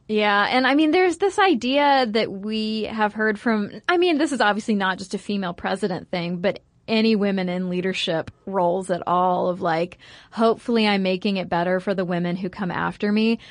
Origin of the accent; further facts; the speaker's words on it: United States; I'm American